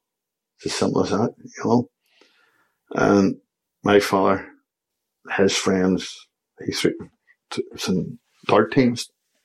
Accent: Belfast, Northern Ireland, United Kingdom; I was born there behind Gallagher's factory in York Street. It was a real working class community.

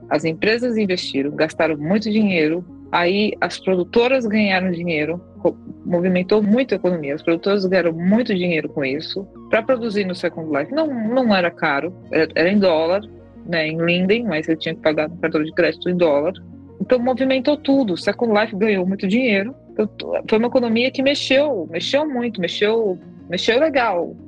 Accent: São Paulo, Brazil; Eu sou de São Paulo

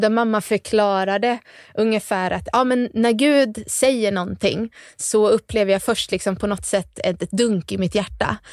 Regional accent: Gnosjö, Jönköping County, Sweden; accent: Småland; also born or lived in Värnamo; Gnosjö i alla fall är jag uppväxt

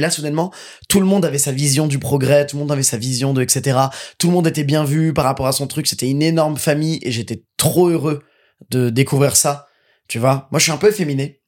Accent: Seine-et-Marne, Île-de-France, France; now in Paris, France

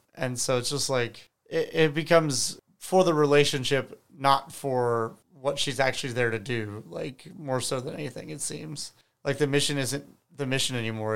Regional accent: United States; as an American

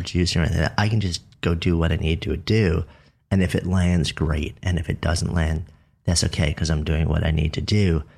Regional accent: New York, United States; I'm a New Yorker

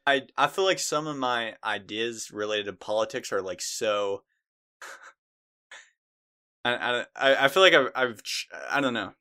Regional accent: United States; I'm white. I'm a dude. I was born in America.

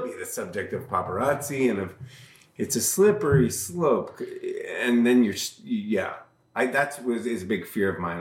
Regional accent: Albany, New York, United States; I'm from Albany

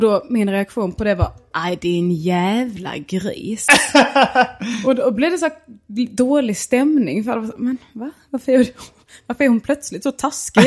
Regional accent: Snapphanebygden, Skåne, Sweden; jag är mer från Snappanebygden

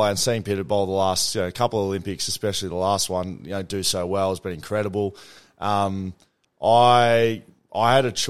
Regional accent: Geelong, Victoria, Australia; moved away as an adult; now in Perth, Australia; I was a Geelong boy.

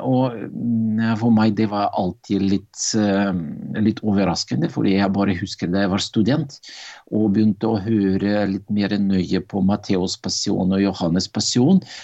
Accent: Arkhangelsk, Arkhangelsk Oblast, Russia; Norwegian is a second language; moved away as an adult; also born or lived in Meløy, Norway; now in Drammen, Norway; Jeg ble født i 1960, og det var Russland. En by som ligger langt i nord i Russland, som heter Arkangelsk.

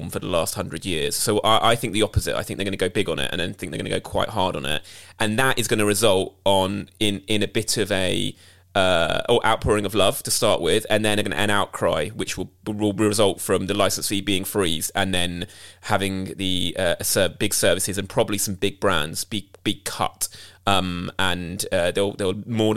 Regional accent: United Kingdom; as a British Asian

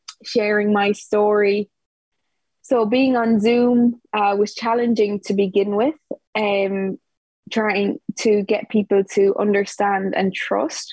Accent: Ireland; now in Portugal; I'm from Ireland, but at the moment I'm living in Portugal

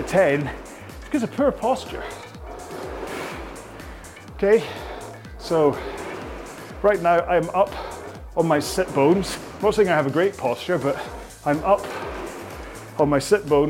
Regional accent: Scotland, United Kingdom; I'm Scottish

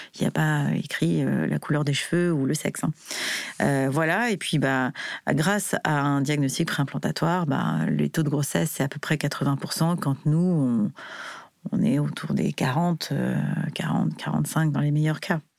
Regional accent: France; en tant que Français

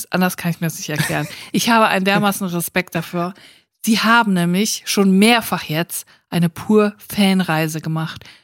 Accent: Bietigheim-Bissingen, Baden-Württemberg, Germany; Ich komme aus Bietigheim. Bissingen

